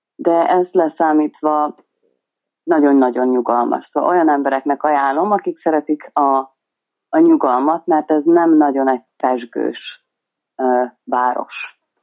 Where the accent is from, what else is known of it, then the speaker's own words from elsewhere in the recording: Hungary; moved away as an adult; now in Western Australia, Australia; magyar vagyok